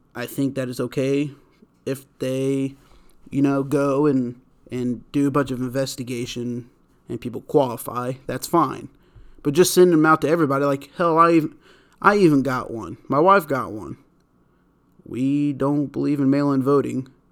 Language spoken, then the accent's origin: English; United States; I'm saying that as an American.